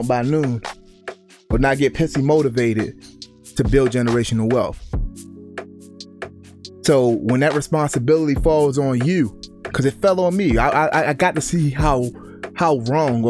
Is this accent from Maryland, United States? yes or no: yes; Baltimore, Maryland, United States; when I grew up in Baltimore